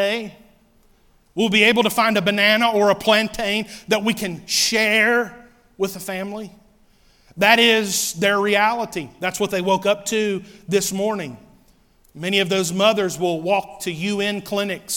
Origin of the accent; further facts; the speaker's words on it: United States; also born or lived in North Carolina